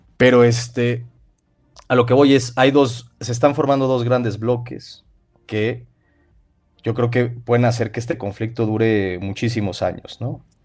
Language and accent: Spanish; Mexico